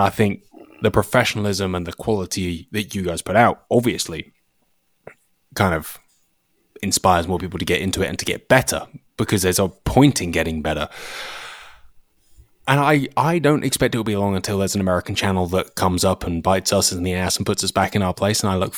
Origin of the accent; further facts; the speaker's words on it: United Kingdom; now in United States; I think that's the truth of it. Like, the quality of the videos is now good enough for people to go, it's okay, he's British